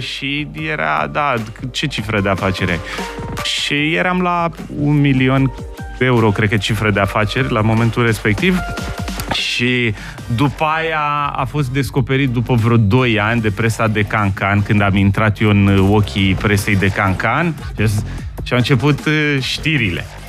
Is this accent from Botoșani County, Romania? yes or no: no; Bucharest, Romania; Eu am copilărit în Colentina